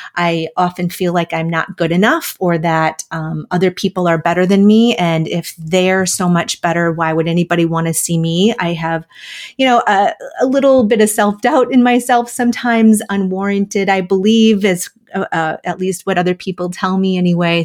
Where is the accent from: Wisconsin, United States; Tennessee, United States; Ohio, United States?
Wisconsin, United States; moved away; also born or lived in Minnesota; I'm a Midwest girl, so I grew up in Wisconsin and went to college in Minnesota